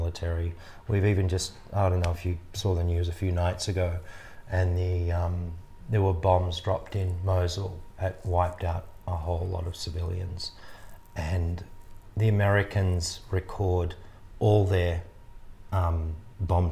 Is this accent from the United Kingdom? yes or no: no; Australia; as an Australian public